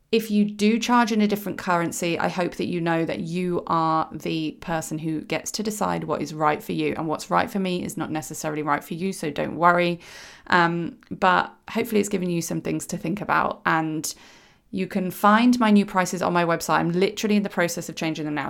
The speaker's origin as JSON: {"language": "English", "country": "United Kingdom", "said": "I am British"}